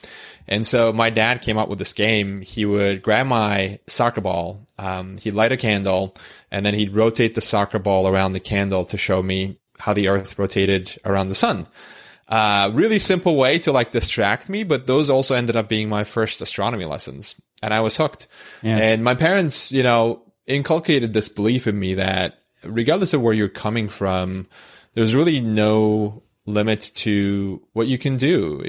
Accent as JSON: {"language": "English", "region": "Istanbul", "country": "Turkey", "tie": "born or raised there", "moved": "yes", "said": "I was, born and raised in Istanbul"}